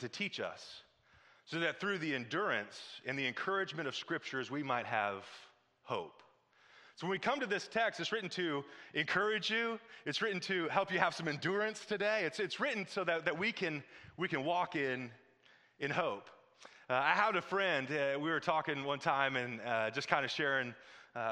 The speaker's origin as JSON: {"language": "English", "region": "Midwest", "country": "United States", "said": "I'm from the Midwest"}